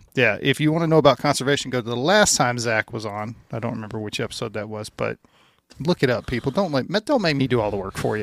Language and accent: English; Louisiana, United States; moved away; I grew up in Louisiana